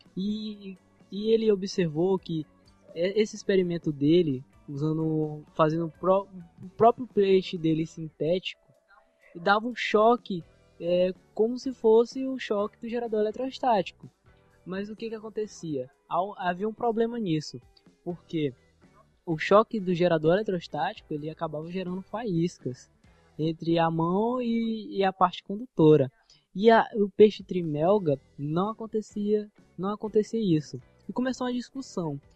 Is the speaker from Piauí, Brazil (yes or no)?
no; Maranhão, Brazil; accent: Maranhense; No nosso dialeto maranhense